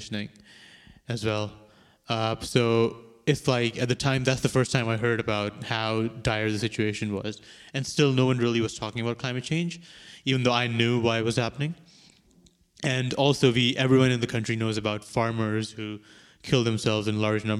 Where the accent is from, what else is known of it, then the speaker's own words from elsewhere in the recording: Karachi, Sindh, Pakistan; moved away as an adult; now in Vancouver, Canada; From Pakistan. I was born in Karachi, which is the main sort of port city of the country. It's like around 20 million people who live there.